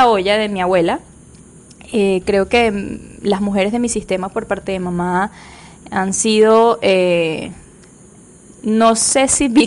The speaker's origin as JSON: {"language": "Spanish", "region": "Trujillo", "country": "Venezuela", "tie": "born there", "also_born_or_lived": "Valencia, Venezuela", "said": "Yo nací en Venezuela, en el estado Trujillo"}